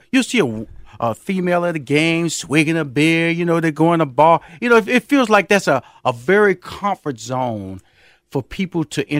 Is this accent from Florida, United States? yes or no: no; Houston, Texas, United States; Now, I'm from Houston, Texas, and I know in Houston, Texas, craft brewing is huge.